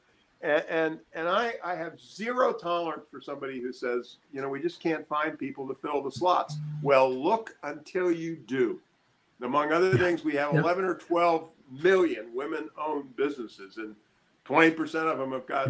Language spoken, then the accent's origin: English; Annapolis, Maryland, United States; moved away; I grew up in Annapolis, Maryland